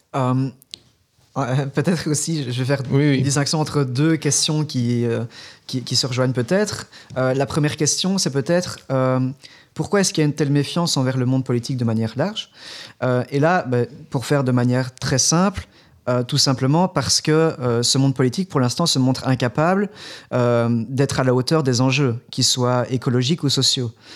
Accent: Belgium; on est belge, on est belge francophone

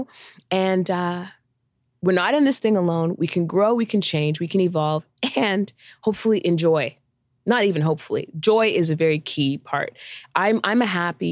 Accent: Canada; I'm Canadian

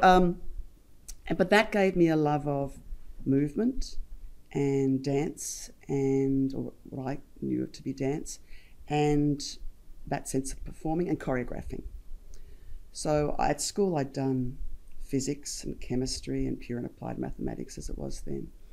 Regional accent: Geelong, Victoria, Australia; I was a kid from Geelong at the time

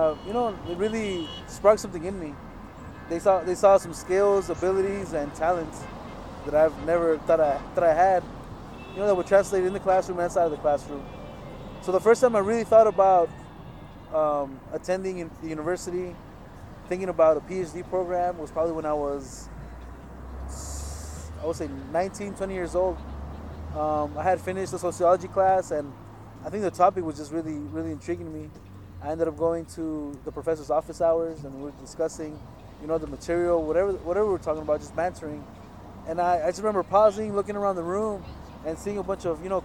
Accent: Los Angeles, California, United States; moved away as an adult; now in Santa Cruz, United States; I was born and raised in the San Fernando Valley, so it's a little bit north of LA, south of Santa Barbara. I grew up in a city called Pacoima and a city called Van Nuys

